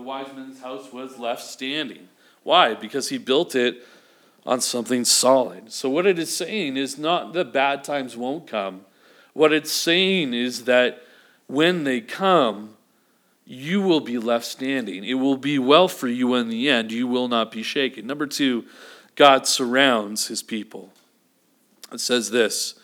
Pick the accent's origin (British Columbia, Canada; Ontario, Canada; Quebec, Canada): British Columbia, Canada; Vancouver; moved away; growing up in Vancouver